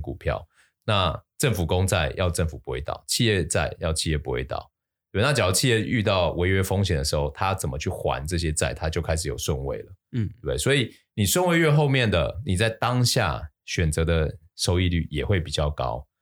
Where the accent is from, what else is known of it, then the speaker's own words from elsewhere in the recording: Taiwan; 我们台湾人